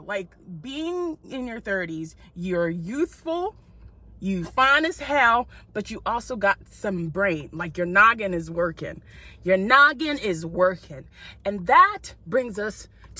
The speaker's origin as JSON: {"language": "English", "country": "United States", "also_born_or_lived": "Nigeria", "accent": "American", "said": "as my accent will tell you, I'm also from here"}